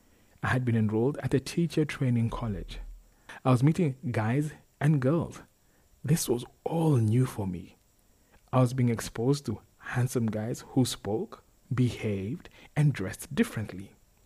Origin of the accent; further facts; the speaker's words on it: Turkana County, Kenya; She was fascinated by the fact that I was from Turkana. She had never met anyone from Turkana.